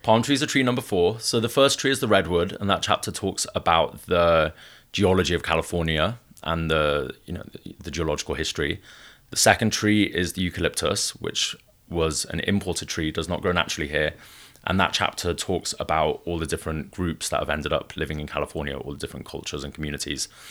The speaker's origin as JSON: {"language": "English", "region": "Wales", "country": "United Kingdom", "tie": "born or raised there", "also_born_or_lived": "northern Italy / Mumbai / Bay Area", "moved": "yes", "lives_now": "Los Angeles, United States", "said": "I was raised in Wales, which is one of the few places in the United Kingdom that still champions and celebrates folk art."}